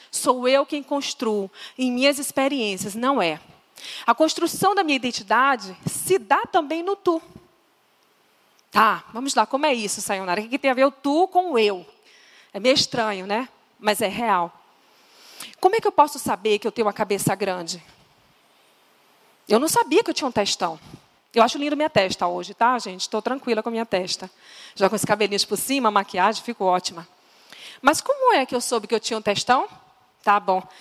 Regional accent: Northeast Region, Brazil; vocês estão vendo que eu sou nordestina, né? Tá claro.

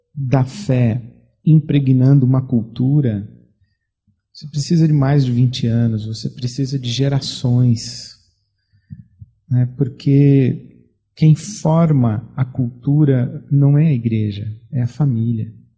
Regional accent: Brazil; sou pastor, vim do Brasil

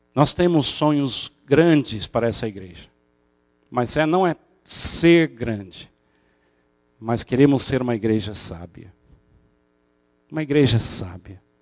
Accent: United States; moved away; como bom americano escocês

